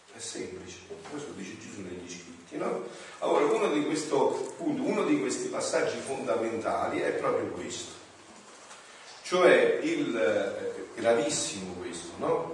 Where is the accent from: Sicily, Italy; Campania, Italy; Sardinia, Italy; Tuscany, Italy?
Campania, Italy; sono campano